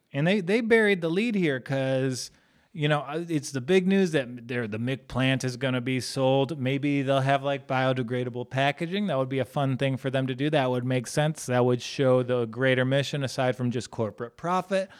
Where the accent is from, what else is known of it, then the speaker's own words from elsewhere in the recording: United States; I'm an American.